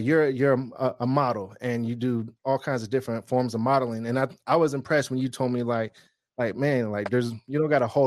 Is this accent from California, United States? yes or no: yes; San Francisco Bay Area, California, United States; I'm from the Bay Area